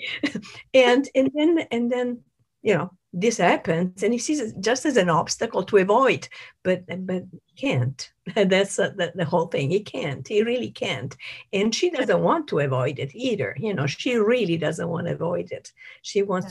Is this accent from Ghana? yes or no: no; Italy; moved away; I'm from Italy